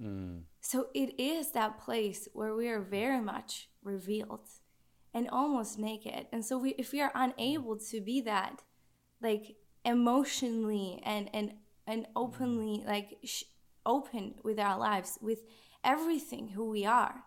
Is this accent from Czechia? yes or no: yes; Czechia; accent: Czech; moved away; I'm from Czech Republic